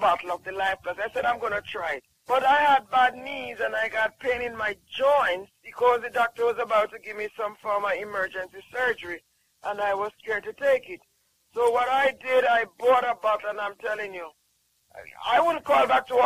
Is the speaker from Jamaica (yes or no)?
yes; Jamaica; I'm from Jamaica